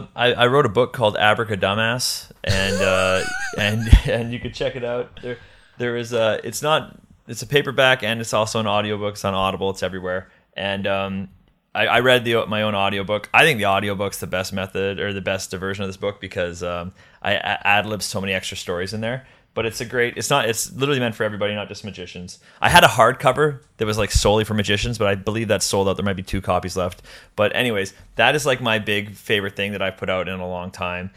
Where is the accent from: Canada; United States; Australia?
Canada; Because I'm Canadian, I got to keep getting this O-1 every 3 years.